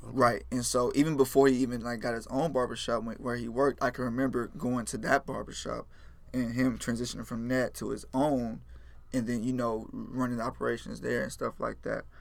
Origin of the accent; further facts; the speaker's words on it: Houston, Texas, United States; also born or lived in Richmond, Texas / Rosenberg, Texas / Pearland, Texas; I grew up in Fort Bend area, uh, Richmond Rosenberg, 59